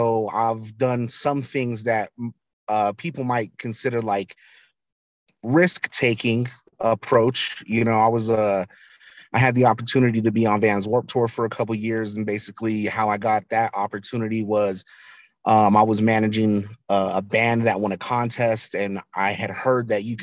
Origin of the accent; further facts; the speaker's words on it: Albuquerque, New Mexico, United States; I grew up in Albuquerque, New Mexico.